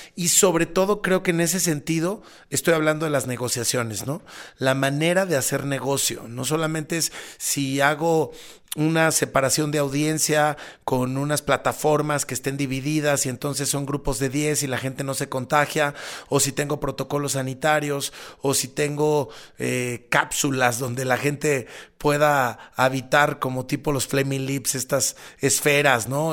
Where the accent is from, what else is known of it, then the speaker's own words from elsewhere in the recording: Mexico; en mi país, ¿no? En México